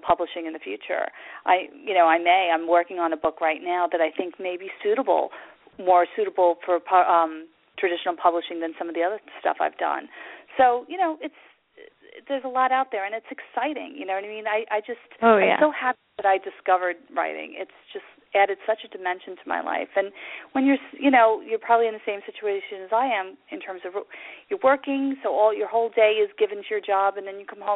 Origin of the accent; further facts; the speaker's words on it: Long Island, New York, United States; I'm from Long Island